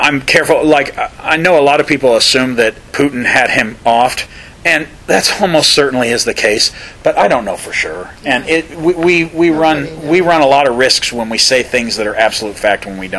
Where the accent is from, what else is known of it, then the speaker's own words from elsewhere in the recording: United States; Americans, we really don't celebrate Boxing Day.